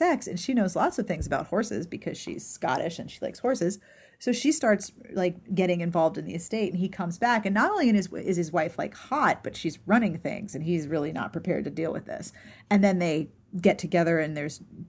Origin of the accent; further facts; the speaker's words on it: Pittsburgh, Pennsylvania, United States; I grew up in Pittsburgh